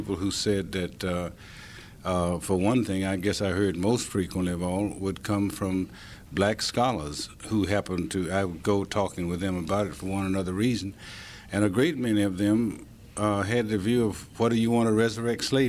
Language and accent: English; Tennessee, United States; also born or lived in Ithaca, New York; we sure did in Tennessee